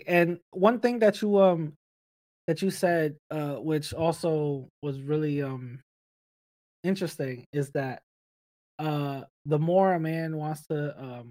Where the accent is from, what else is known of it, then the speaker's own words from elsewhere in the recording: New York City, New York, United States; English is a second language; I grew up in the Bronx.